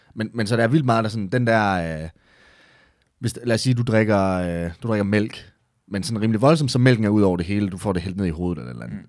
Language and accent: Danish; Esbjerg, Southern Denmark, Denmark; moved away as an adult; now in Herning, Denmark; Jeg er oprindeligt fra Esbjerg, så flyttede jeg til Herning